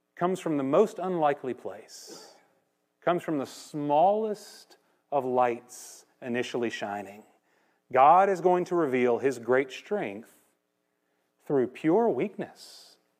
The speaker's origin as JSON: {"language": "English", "town": "Conroe", "region": "Texas", "country": "United States", "tie": "born or raised there", "said": "when I was growing up in Conroe Church of Christ"}